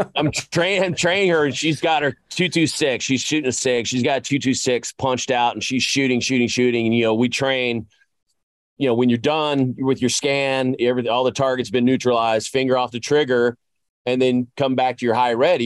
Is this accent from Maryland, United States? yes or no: no; Tennessee, United States; I grew up in Tennessee